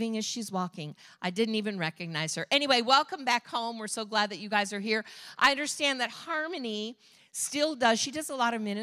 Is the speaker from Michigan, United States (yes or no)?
yes; Michigan, United States; moved away as an adult; I'm from Michigan